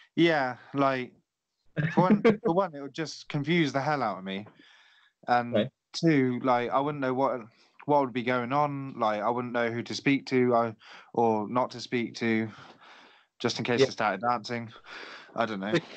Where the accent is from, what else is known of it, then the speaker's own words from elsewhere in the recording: Oxfordshire, South East England, United Kingdom; moved away as an adult; now in Canterbury, United Kingdom; my hometown in Oxfordshire